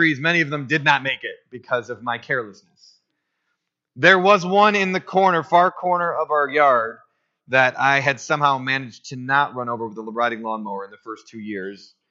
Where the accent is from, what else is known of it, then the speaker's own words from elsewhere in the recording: Otisville, Michigan, United States; I grew up on M15 in Otisville, Michigan